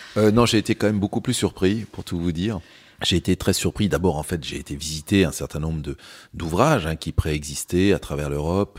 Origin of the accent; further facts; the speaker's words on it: Châtellerault, Nouvelle-Aquitaine, France; moved away as an adult; also born or lived in London; je venais surtout de, de Châtellerault, qui est, qui est la ville, euh, voilà, où j'ai, où j'ai grandi